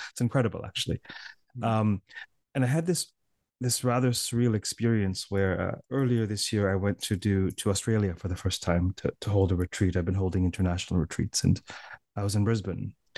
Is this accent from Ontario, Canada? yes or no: yes; Toronto, Ontario, Canada; I'm from Toronto